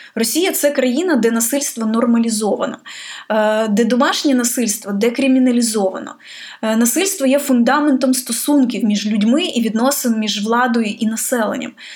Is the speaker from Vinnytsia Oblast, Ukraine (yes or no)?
no; Irpin, Kyiv Oblast, Ukraine; в моєму рідному місті Ірпіні